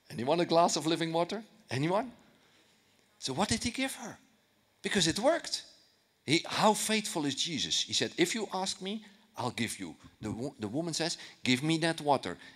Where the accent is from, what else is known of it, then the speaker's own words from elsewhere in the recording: Netherlands; you know, I'm from Holland. I, I, I, I, didn't grow up in church.